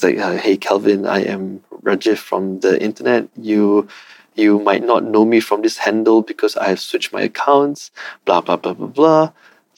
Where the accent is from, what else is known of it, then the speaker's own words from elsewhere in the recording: Malaysia; my rights as a Malaysian